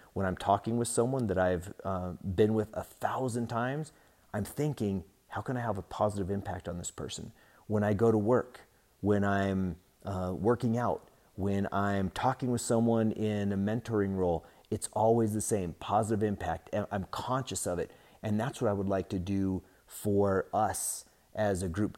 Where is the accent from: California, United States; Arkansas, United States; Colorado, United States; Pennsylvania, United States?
Colorado, United States; Denver; I was born in Denver